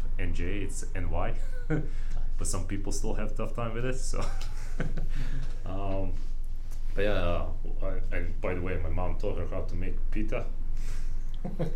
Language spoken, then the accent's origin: English; Bosnia & Herzegovina; now in United States; Bosnians who already know how we succeeded